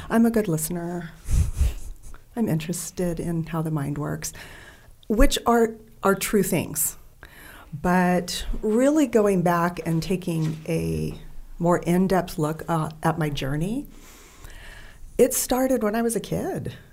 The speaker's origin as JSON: {"language": "English", "area": "Bay Area", "region": "California", "country": "United States", "tie": "born or raised there", "also_born_or_lived": "San Diego", "said": "I grew up in the Bay Area, California."}